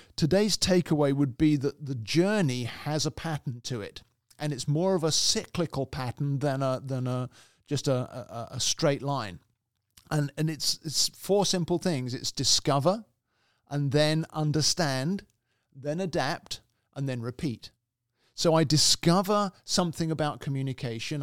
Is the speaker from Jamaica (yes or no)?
no; England, United Kingdom; also born or lived in Canada; now in United States; originally I'm from the U K, I'm British, and, uh, I'm also Canadian, incidentally. So I have three, uh, nationalities, three citizenships, but originally from England.